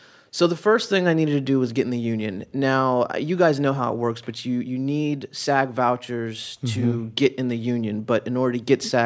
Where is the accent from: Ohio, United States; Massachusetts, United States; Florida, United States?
Florida, United States; Miami; moved away as an adult; where are you from? I said, Miami